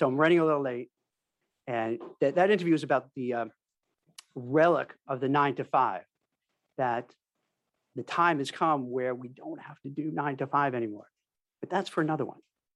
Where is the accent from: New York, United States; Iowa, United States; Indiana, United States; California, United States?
New York, United States; New York City; I grew up in Brooklyn, lived in New York City